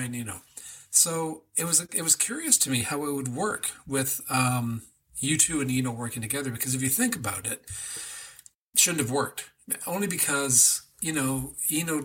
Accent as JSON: {"language": "English", "town": "Whitby", "region": "Ontario", "country": "Canada", "tie": "born or raised there", "said": "Whitby's my hometown"}